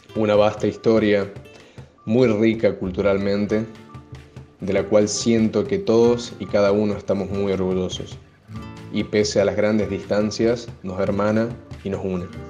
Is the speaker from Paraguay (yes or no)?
yes; Paraguay; soy paraguaya